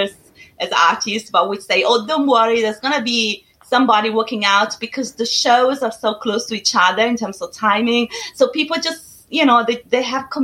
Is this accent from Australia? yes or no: no; Italy; English is a second language; moved away as an adult; now in United Kingdom; I'm originally from Italy